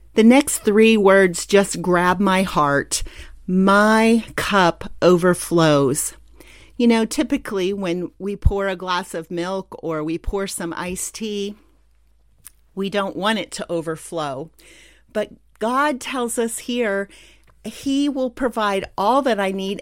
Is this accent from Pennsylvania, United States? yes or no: yes; Pennsylvania, United States; moved away; also born or lived in San Antonio, Texas; the rolling hills and mountains of my home state in Pennsylvania.